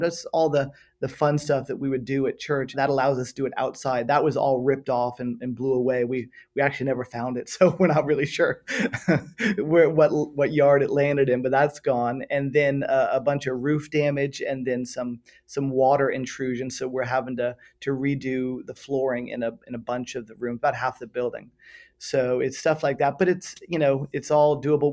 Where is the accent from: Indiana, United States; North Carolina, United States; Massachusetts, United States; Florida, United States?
Florida, United States; Miami; moved away as an adult; also born or lived in San Francisco / Western Europe; now in Florida, United States; Born and raised in Miami, Florida